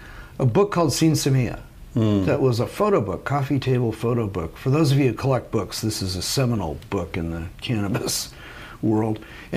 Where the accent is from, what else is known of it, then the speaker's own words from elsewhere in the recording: Del Mar, California, United States; moved away as an adult; also born or lived in Santa Cruz, California / Indiana / Netherlands; I grew up in San Diego, near San Diego, a little town called Del Mar. Grew up right on the beach